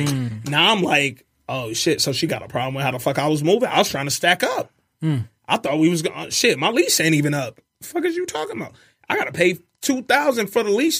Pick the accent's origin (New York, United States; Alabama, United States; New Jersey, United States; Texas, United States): Alabama, United States; Birmingham; moved away; also born or lived in Detroit, Michigan / Atlanta, Georgia; I'm from Birmingham, Alabama